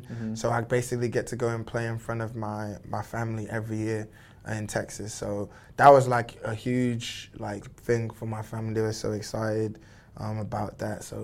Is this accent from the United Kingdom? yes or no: yes; United Kingdom; I'm British, obviously, by birth, and this is where I lived, but um, I grew up on Nigerian values, you know.